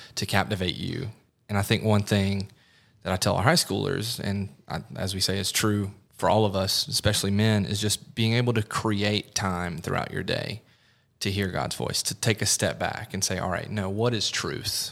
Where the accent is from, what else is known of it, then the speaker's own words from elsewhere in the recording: the Midlands of South Carolina, United States; also born or lived in Clemson, South Carolina; I grew up in the Midlands of South Carolina, moved up to Clemson